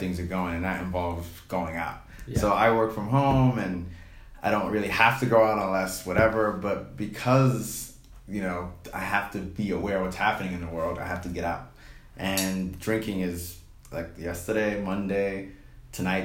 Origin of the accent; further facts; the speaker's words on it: New York, United States; I'm a city boy. I'm from New York